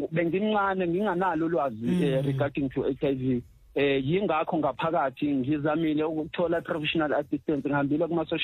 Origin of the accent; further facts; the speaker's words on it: Durban, KwaZulu-Natal, South Africa; now in Pretoria, South Africa; Eh ngokuzalwa ngizalwa le eThekwini kwaMashu eh ngecebo likaNkuluNkulu ngihlala la ePitoli